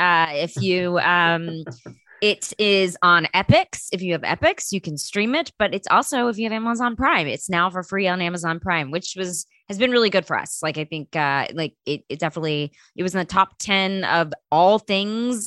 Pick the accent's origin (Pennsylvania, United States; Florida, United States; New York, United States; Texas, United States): Texas, United States; I grew up in Texas